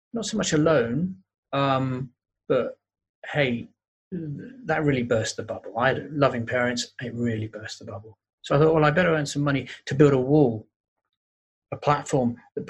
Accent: London, United Kingdom; I grew up in North London

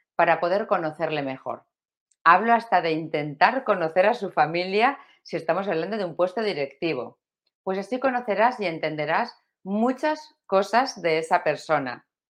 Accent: Valencia, Valencian Community, Spain; de España como yo, bueno, y de Valencia como yo, yo soy valenciana

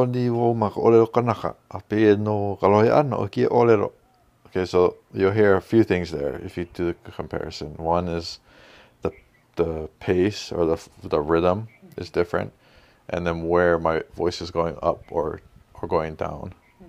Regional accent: Hawaii, United States; accent: pidgin

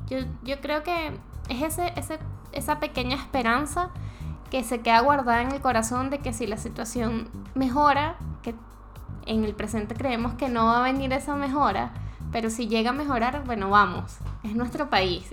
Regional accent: Venezuela; moved away as an adult; now in Chile; yo como venezolano

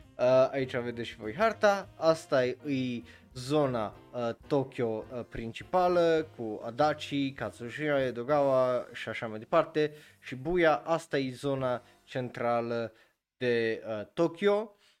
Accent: Romania; eu ca român

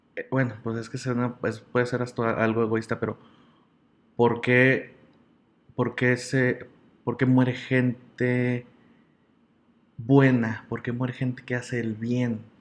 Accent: General Escobedo, Nuevo León, Mexico; also born or lived in San Nicolás de los Garza, Nuevo León; soy originario de San Nicolás de los Garza, Nuevo León, pero toda mi vida he vivido en el municipio de Escobedo

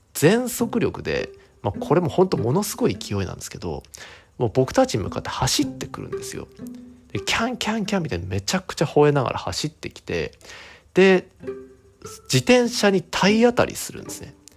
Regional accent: Akita, Japan; 僕は秋田のめちゃくちゃ ど田舎出身なので

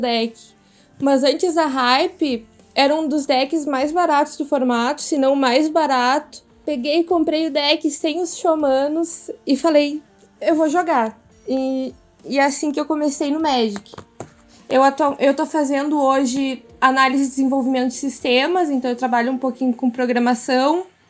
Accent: Porto Alegre, Rio Grande do Sul, Brazil; moved away as an adult; now in interior of Rio Grande do Sul, Brazil; sou de, nascida e criada em Porto Alegre

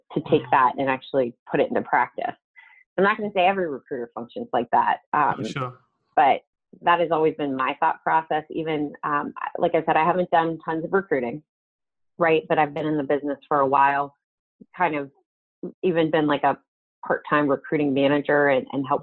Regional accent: southwestern Pennsylvania, United States; I grew up in a very small town called Deanston Borough. It's southwestern Pennsylvania, almost into West Virginia

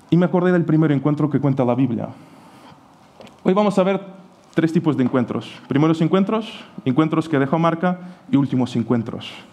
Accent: Portugal; Spanish is a second language; moved away as an adult; also born or lived in Ukraine / Sagunto, Spain; now in Spain; yo nací en Ucrania y a los seis años, porque mi madre emigró, pues he ido con él, he crecido en Portugal

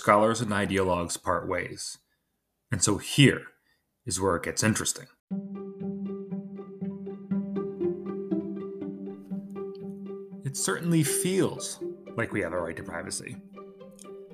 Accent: Connecticut, United States; my home state of Connecticut

